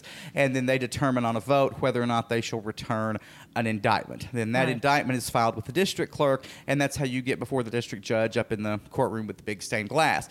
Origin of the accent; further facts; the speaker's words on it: Mineola, Texas, United States; now in Columbus, United States; my hometown of Mineola, Texas